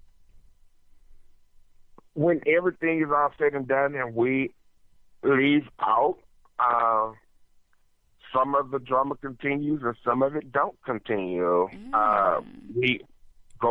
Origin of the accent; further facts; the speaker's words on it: Texas, United States; I am from Texas